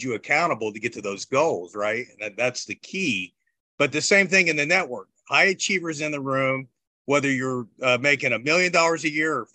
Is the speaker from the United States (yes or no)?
yes; Bloomington, Indiana, United States; grew up in Bloomington, Indiana